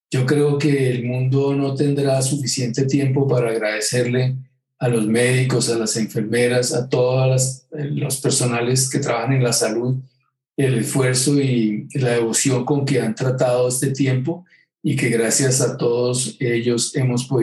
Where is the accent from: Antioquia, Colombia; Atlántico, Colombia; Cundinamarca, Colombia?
Cundinamarca, Colombia; Girardot; also born or lived in England; Yo, soy un, hombre de Girardot a Villa del Río Magdalena, pero me confundo entre el Magdalena y el Támesis. Entonces, yo después de que viví en Inglaterra siempre pensé que debería haber sido inglés.